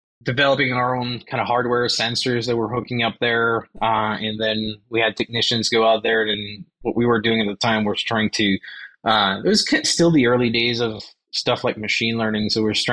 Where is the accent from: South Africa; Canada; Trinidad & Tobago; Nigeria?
Canada; Quebec City, Quebec; moved away as an adult; also born or lived in Cold Lake, Alberta / Edmonton; now in Alberta, Canada; I'm originally from Quebec City, and so we ended up in Cold Lake here